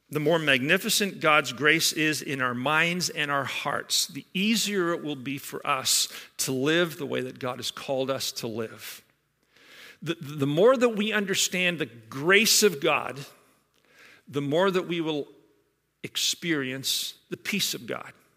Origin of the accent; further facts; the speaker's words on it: Scotland, United Kingdom; now in Georgetown; a Scotsman like myself, born and raised in Scotland